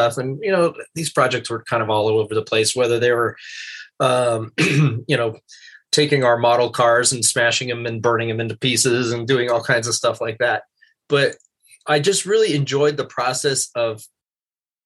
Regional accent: Santa Maria, California, United States; I grew up on the Central Coast in Santa Maria

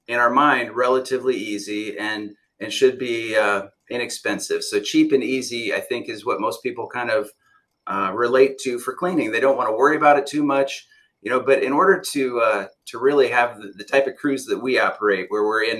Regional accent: Fort Wayne, Indiana, United States; moved away as an adult; now in Southwest Florida, United States; I grew up in Indiana. I came from the north as well. Yeah. Grew up in Fort Wayne

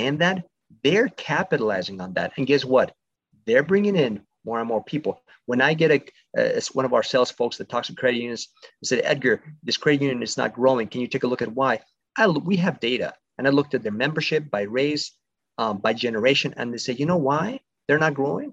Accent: Mexico; now in United States; I'm originally from Mexico. I was born there, but my family migrated to the States many years ago

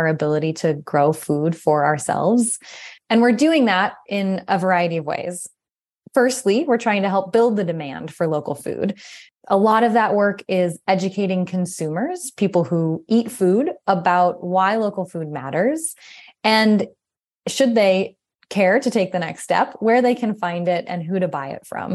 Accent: Austin, Texas, United States; now in Montana, United States; I grew up in Austin, Texas, which is where my journey with local food started.

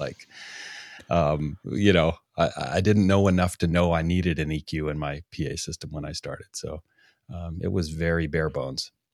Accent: Canada; being a Canadian

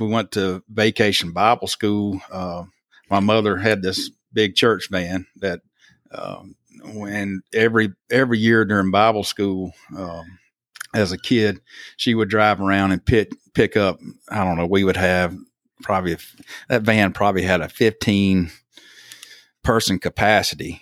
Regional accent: Thomasville, Alabama, United States; also born or lived in Selma, Alabama; born in Selma, raised in Thomasville, which is about, you know, y'all, I always have to tell people that, uh, Thomasville is like two hours straight north of Mobile

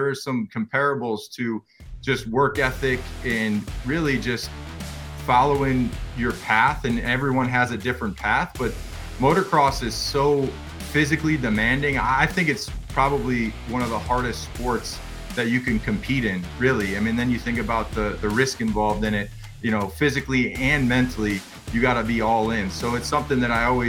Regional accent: close to Joliet, Illinois, United States; moved away; And I'm from Illinois originally, close to Joliet.

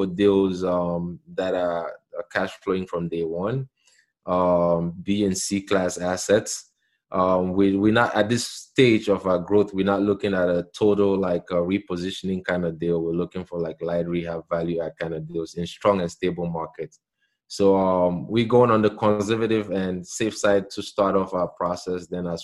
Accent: Cameroon; moved away as an adult; now in United States; I'm from Cameroon, a small country in Central Africa. So I've been here for 20 years

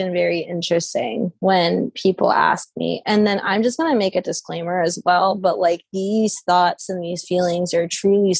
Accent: United States; I was born here.

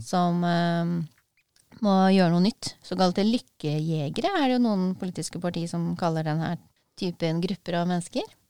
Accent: Porsgrunn, Telemark, Norway; jeg er fra Brevik i Porsgrunn

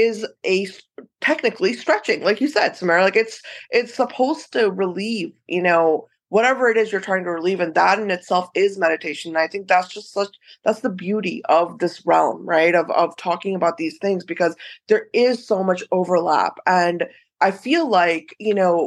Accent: United States; I remember growing up in the West in America

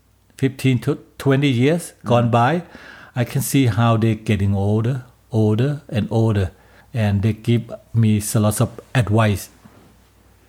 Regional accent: Bangkok, Thailand; English is a second language; moved away as an adult; now in Calgary, Canada; I was born and raised in Bangkok, Thailand.

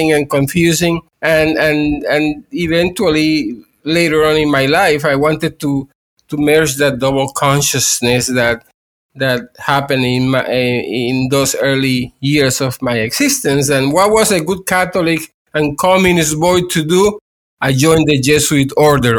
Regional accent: Puerto Rico; I am from Puerto Rico, and I was born in the 1960s

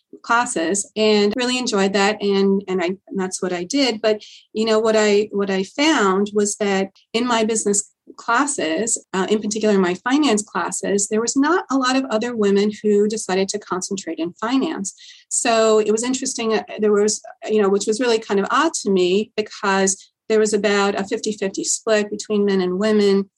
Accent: Port Jefferson, New York, United States; I grew up on Long Island in a small town called Port Jefferson

